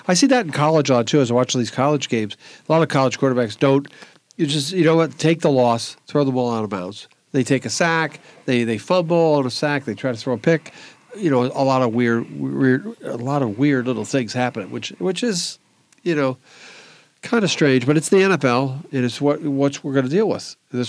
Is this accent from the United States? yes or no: yes; Philadelphia, Pennsylvania, United States; now in Boston, United States; Okay, I grew up in Philly, and I live in Boston. Right. So I got the best of both worlds.